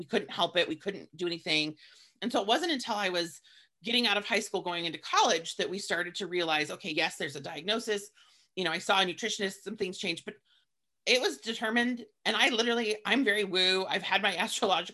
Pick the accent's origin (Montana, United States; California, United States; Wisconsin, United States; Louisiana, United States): Montana, United States; growing up in Montana in the 80s